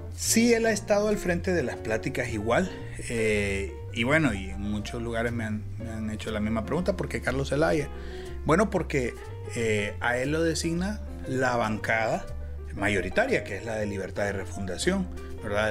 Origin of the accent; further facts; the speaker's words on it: Honduras; nosotros los hondureños